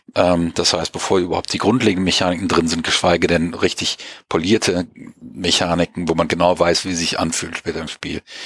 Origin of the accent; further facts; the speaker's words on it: Germany; wir sind nicht mehr so stark autoritätsgläubig, wie wir das gerade in Deutschland ja auch lange waren